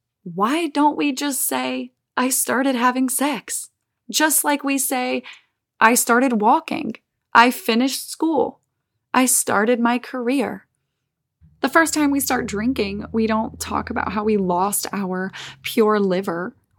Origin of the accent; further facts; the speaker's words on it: Olive Branch, Mississippi, United States; in my hometown in Olive Branch, Mississippi